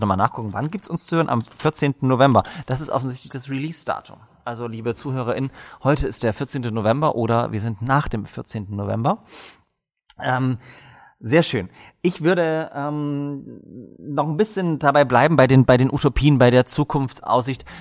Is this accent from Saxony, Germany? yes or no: yes; Dresden, Saxony, Germany; ich komme auch aus Dresden